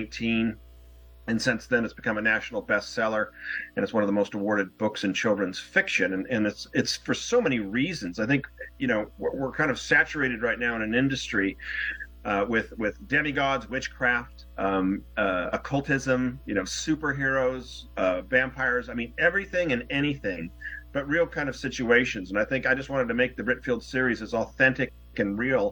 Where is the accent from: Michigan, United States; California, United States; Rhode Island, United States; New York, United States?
California, United States; Newport Beach; moved away; also born or lived in Wellesley, Massachusetts; I'm originally from Newport Beach, California. I was back east in Wellesley, Massachusetts for about 16 years